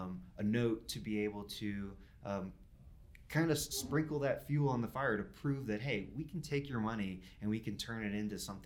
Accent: North Carolina, United States; I'm from North Carolina, so I've got a 919 zip code.

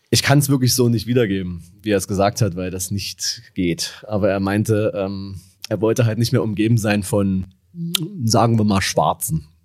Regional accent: Dresden, Saxony, Germany; wo ich herkomme. Und ich meinte so, ja, aus Dresden

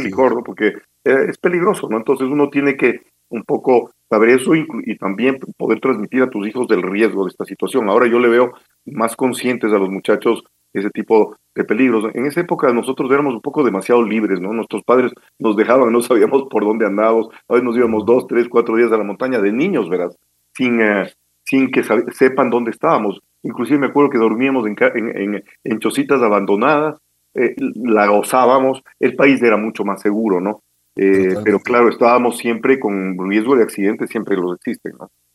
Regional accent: Quito, Pichincha, Ecuador; yo nací en la maternidad de Isidro y ahora fui de los primeros niños que nací, entonces me siento me siento súper quiteño

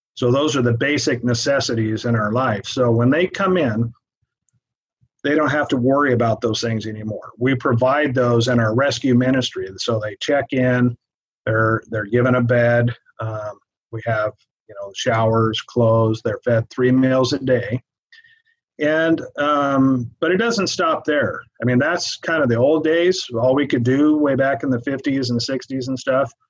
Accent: Everett, Washington, United States; moved away as an adult; now in Tri-Cities, United States; originally, we're from the Everett area.

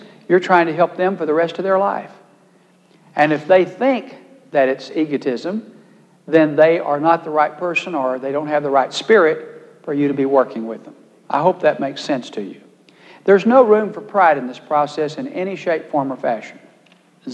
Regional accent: Texas, United States; my great weakness as a Texan from a ranch

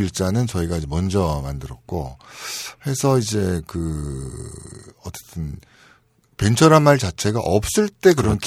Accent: Seoul, South Korea; 저는 서울에서 태어났습니다

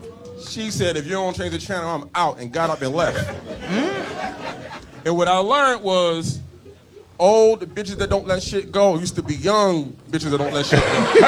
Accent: Baltimore, Maryland, United States; So I'm from Baltimore, so I'm watching it.

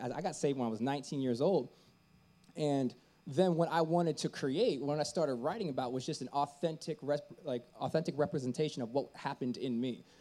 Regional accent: Tampa, Florida, United States; moved away as an adult; also born or lived in San Francisco; I was born and raised in Tampa, Florida

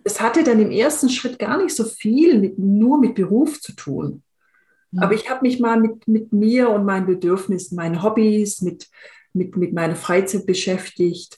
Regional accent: Swabia, Germany; ich bin in, in einem im Schwäbischen aufgewachsen

